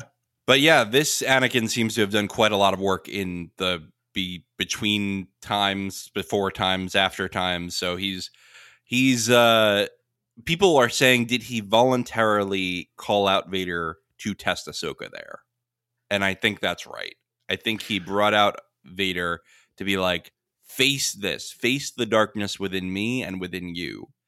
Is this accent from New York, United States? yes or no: yes; New York, United States; I'm from Long Island originally.